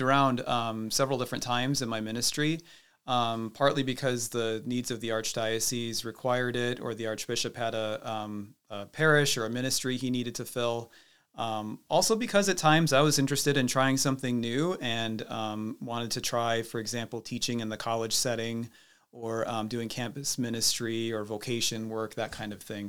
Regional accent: Cedar Rapids, Iowa, United States; I came from Cedar Rapids, so it's, it's kind of amazing to be back here in my hometown

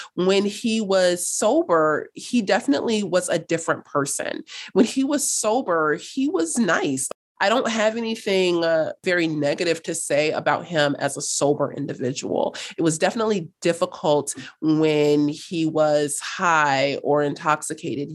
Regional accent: Los Angeles, California, United States; also born or lived in North Hollywood, California / Cape Town, South Africa; I was raised in South Los Angeles. I grew up there until, gosh, I was about sixteen

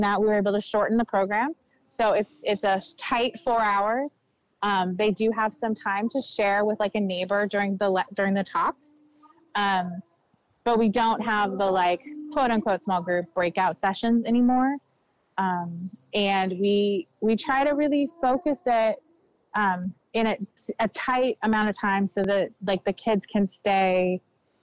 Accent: Elk Grove, California, United States; I grew up in Elk Grove, and it looks very different than it did when I was there as a kid.

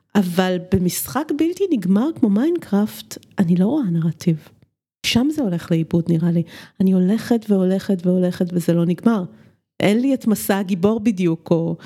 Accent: Romania; moved away; אני גדלתי בשנות ה-70 ברומניה

